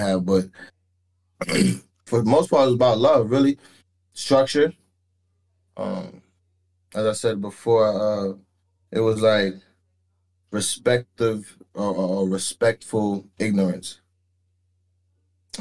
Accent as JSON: {"language": "English", "town": "New York City", "region": "New York", "country": "United States", "tie": "born or raised there", "also_born_or_lived": "Nassau, Bahamas", "moved": "yes", "lives_now": "San Antonio, United States", "said": "Born and raised East Flatbush 40s, Brooklyn, New York, 11203"}